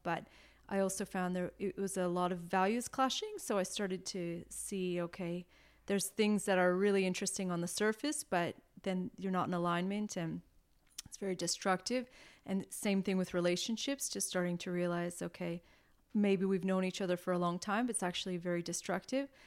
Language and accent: English; near Toronto, Ontario, Canada; moved away as an adult; also born or lived in Taiwan / Melbourne, Australia; now in Australia; I was born near Toronto, and um, I stayed in Canada until I was 25